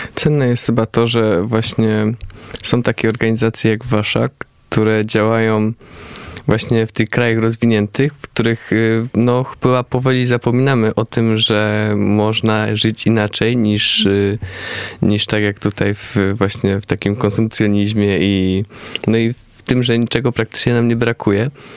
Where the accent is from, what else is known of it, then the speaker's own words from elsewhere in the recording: Poland; my z Polski